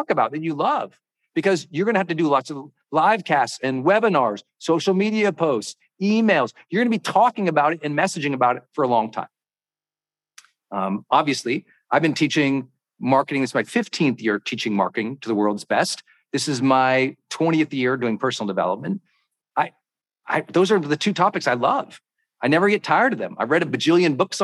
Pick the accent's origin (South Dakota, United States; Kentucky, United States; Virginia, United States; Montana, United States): Montana, United States; I'm from Montana.